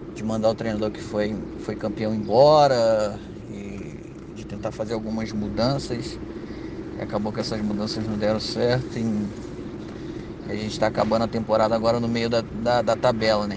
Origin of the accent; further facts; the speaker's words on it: Brazil; also born or lived in Rio de Janeiro; now in Kosovo; a gente é brasileiro